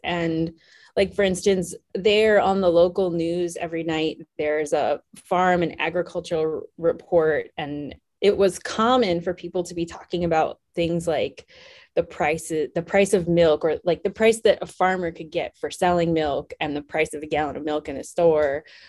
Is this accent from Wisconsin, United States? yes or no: yes; Wisconsin, United States; I grew up in a relatively small town in Wisconsin. Um, so I'm from the Midwest